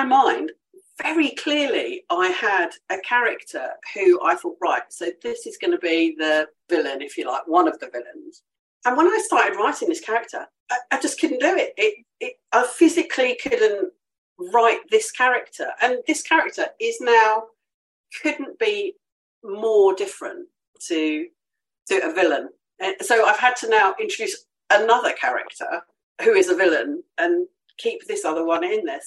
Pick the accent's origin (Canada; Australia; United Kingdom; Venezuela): United Kingdom; Devon and Cornwall, South West England; also born or lived in Essex; now in Kent, United Kingdom; I grew up in the West Country. So my parents, I think when I was about 4 or 5, my parents moved from Essex down to Devon. So I grew up in Devon and Cornwall